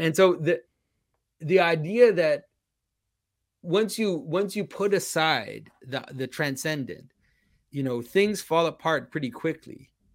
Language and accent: English; Quebec, Canada; first language French; English is a second language; I'm from Quebec, so I'm French Canadian. French is my first language.